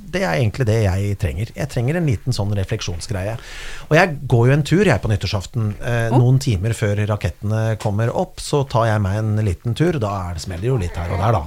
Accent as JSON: {"language": "Norwegian", "town": "Kongsberg", "region": "Buskerud", "country": "Norway", "tie": "born or raised there", "said": "jeg feiret jo veldig mye nyttår med vennene mine i tenårene og oppveksten på Kongsberg"}